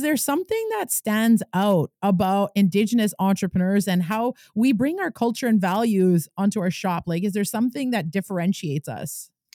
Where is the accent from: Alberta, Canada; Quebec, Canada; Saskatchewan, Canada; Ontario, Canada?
Quebec, Canada; Kitigan Zibi